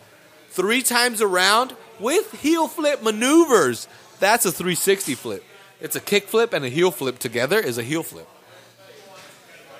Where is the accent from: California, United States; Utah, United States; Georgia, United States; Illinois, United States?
California, United States; I'm from California